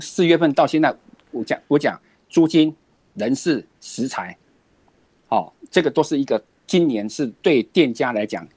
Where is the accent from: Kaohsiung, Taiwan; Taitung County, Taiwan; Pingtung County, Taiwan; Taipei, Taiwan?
Kaohsiung, Taiwan; also born or lived in Dadu Mountain, Taichung; now in Taichung, Taiwan; 我是高雄人，但是我在，在，在这个大肚山上住下来的，这个就是我的新故乡